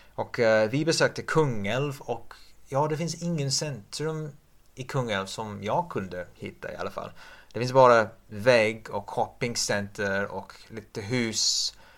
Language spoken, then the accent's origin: Swedish; England, United Kingdom; Swedish is a second language; moved away; jag är engelsman